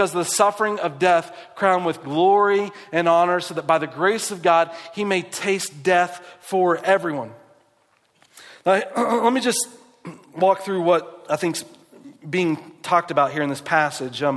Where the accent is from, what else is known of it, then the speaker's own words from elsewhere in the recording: West Virginia, United States; moved away; I grew up in West Virginia